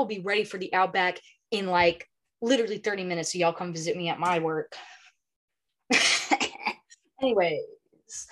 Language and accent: English; the South, United States; moved away; I grew up in the South, man. Like there's farm equipment everywhere.